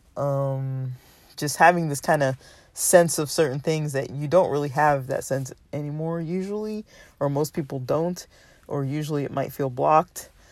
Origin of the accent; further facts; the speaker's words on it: United States; Western American culture, we socialize in a certain way